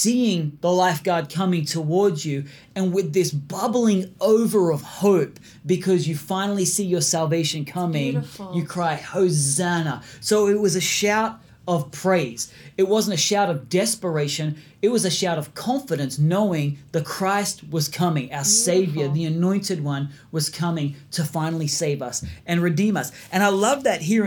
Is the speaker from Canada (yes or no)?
no; Australia; we're from Australia